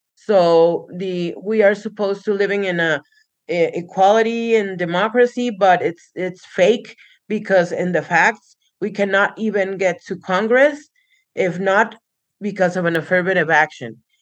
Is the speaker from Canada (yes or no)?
no; Tijuana, Baja California, Mexico; English is a second language; also born or lived in Barcelona, Spain; I was born in Barcelona, Spain. and I lived all my life in Tijuana since I was three months old